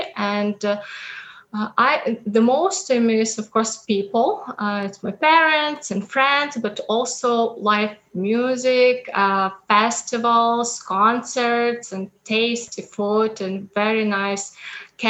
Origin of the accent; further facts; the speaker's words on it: Western Ukraine, Ivano-Frankivsk Oblast, Ukraine; moved away as an adult; now in Regina, Canada; I'm from Western Ukraine with beautiful rivers, lakes, and mountains.